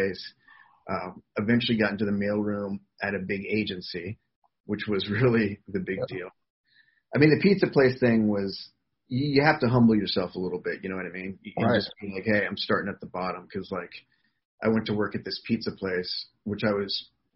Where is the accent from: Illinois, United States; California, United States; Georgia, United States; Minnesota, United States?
Georgia, United States; outside of Atlanta; moved away as an adult; now in Los Angeles, United States; I grew up outside of Atlanta, so, you know, it's a city